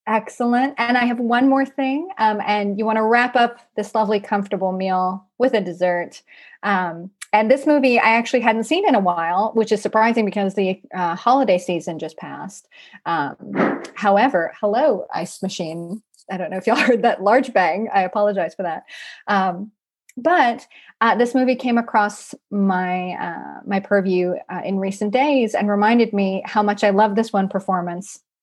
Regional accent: Mississippi, United States; I am from Mississippi

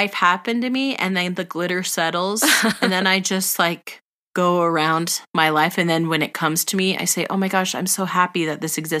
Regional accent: California, United States; as we are from California, as we grew up in California, we are California girls.

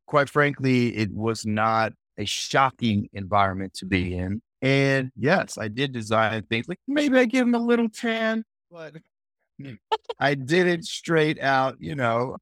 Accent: New Jersey, United States; also born or lived in Manhattan, New York / Queens, New York; I was born in Manhattan, New York, and lived in Queens until I was getting ready to start kindergarten, and then we moved to New Jersey, basically to a New York suburb in, in New Jersey

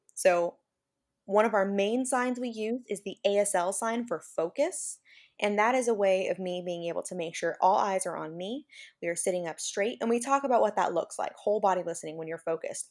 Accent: Central Valley, California, United States; now in Salinas, United States; I'm not originally from this area. I'm from the Central Valley in California

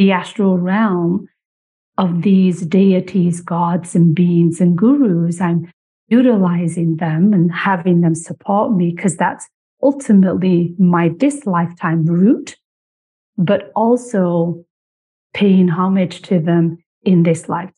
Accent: United Kingdom; now in Canada; I was born and raised in Britain.

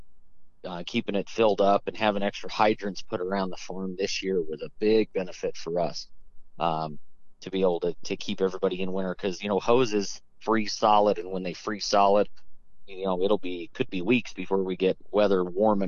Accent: Colorado Springs, Colorado, United States; I grew up in Colorado Springs, so born and raised right here

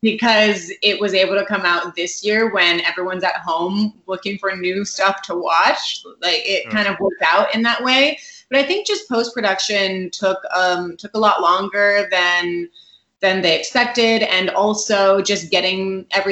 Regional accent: Morgan Hill, California, United States; also born or lived in San Jose; I grew up in Morgan Hill, which is about a half hour south of San Jose, but I also kind of grew up in San Jose

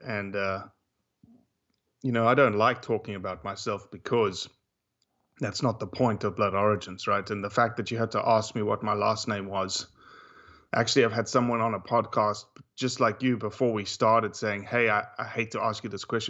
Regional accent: Johannesburg, Gauteng, South Africa; moved away as an adult; because I was raised in Johannesburg, 8.5 million people, mm-hmm. until I was 24.

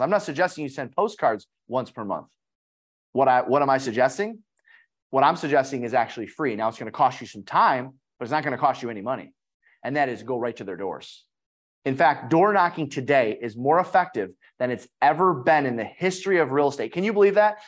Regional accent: Detroit, Michigan, United States; I'm from Detroit, so we have a lot of manufacturing

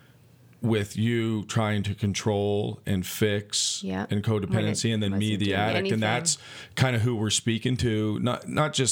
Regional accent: Charlotte County, New Brunswick, Canada; I'm from Charlotte County

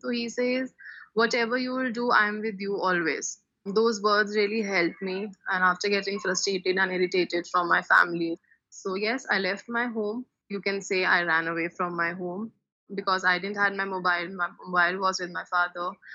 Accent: Delhi, India; I am from Delhi, India

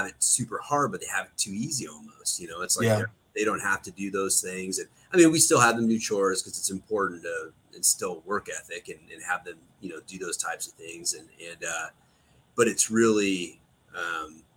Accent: Pollock Pines, California, United States; Pleasant Valley, Pollock Pines area is kind of where I grew up. So just east of here.

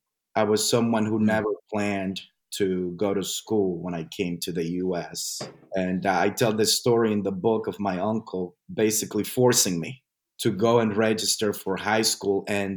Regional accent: New York City, New York, United States; I forgot to mention that I migrated to New York City. So I went to high school in New York City. So I am from New York City in the U.S.

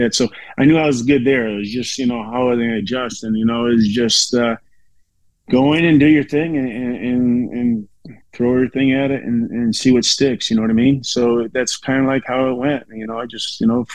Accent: Chicago, Illinois, United States; I grew up in South Suburb of Chicago

